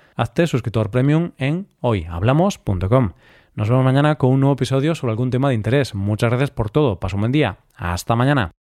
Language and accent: Spanish; Galicia, Spain; mi tierra